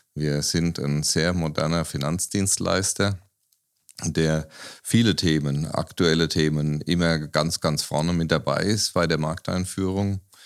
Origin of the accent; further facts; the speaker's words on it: Aschaffenburg, Bavaria, Germany; Ich bin ja Aschaffenburger, äh, in Aschaffenburg geboren